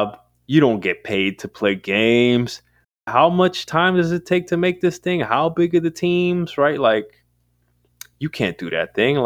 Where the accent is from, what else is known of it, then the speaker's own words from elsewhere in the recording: New York City, New York, United States; moved away; also born or lived in West Coast; New York City is like stomping grounds, born and raised, and then somehow found my way to the West Coast